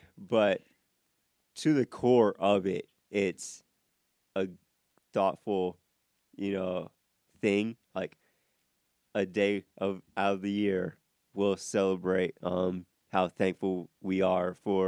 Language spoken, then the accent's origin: English; Iowa, United States; now in Georgia, United States; I'm from Iowa